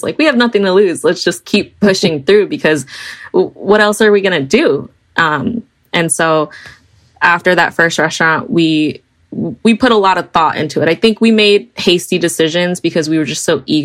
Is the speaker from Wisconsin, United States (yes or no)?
yes; Milwaukee, Wisconsin, United States; also born or lived in Franklin, Wisconsin; So we grew up in Milwaukee. Milwaukee's our home